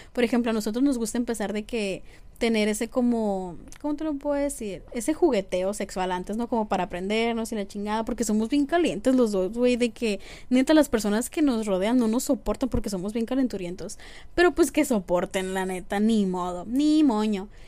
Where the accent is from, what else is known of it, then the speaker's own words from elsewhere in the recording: Mexico; como mexicanos